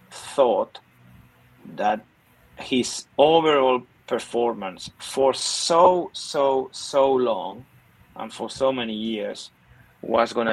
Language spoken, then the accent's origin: English; Barcelona, Catalonia, Spain; I'm from Barcelona